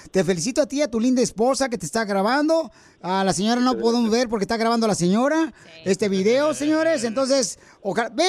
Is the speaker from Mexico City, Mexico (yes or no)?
no; Guanajuato, Mexico; now in United States; Porque acá venimos de Guanajuato a Estados Unidos.